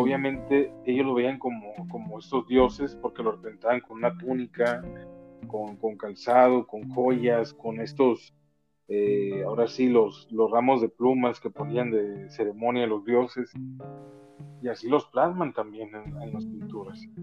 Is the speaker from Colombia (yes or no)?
no; Mexico; como buen mexicano, mafia, como parte de México, nosotros, descendientes de esta tierra